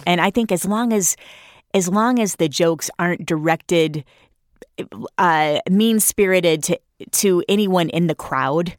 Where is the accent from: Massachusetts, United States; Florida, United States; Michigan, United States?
Michigan, United States; Flint; that's my hometown. I'm really proud to be from Flint.